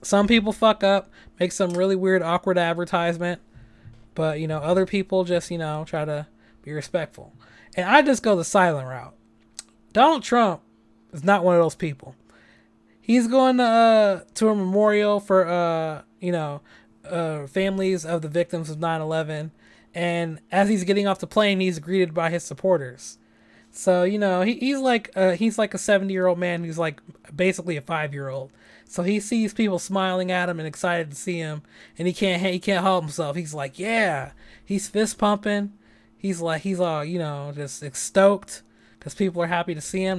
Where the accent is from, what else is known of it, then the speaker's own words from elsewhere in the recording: San Francisco, California, United States; I'm born and raised in San Francisco